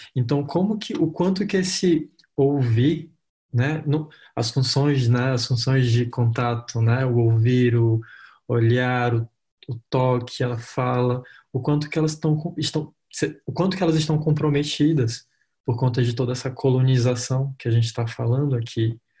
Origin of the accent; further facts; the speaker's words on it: Roraima, Brazil; eu sou de Roraima, né? Eu moro em Boa Vista, capital de Roraima